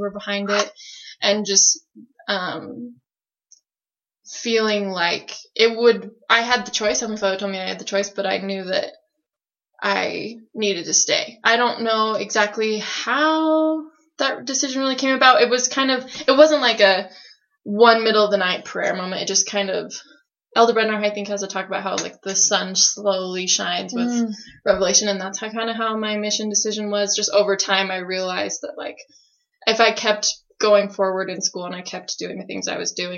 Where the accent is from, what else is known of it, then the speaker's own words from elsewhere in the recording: Salt Lake City, Utah, United States; I'm from Salt Lake City, Utah